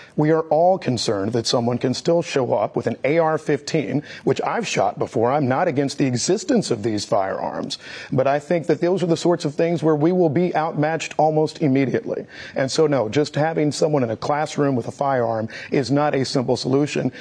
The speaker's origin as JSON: {"language": "English", "region": "Missouri", "country": "United States", "tie": "born or raised there", "said": "when I was growing up in Missouri"}